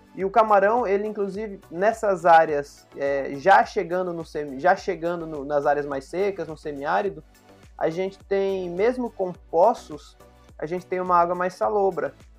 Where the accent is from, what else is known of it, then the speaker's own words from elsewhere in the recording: Campo Grande, Mato Grosso do Sul, Brazil; now in Paraíba, Brazil; eu não sou aqui da Paraíba. Eu sou de Campo Grande, no Mato Grosso do Sul